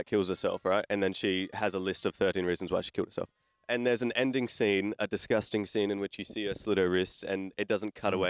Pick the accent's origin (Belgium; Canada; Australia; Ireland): Australia; I'm Aussie.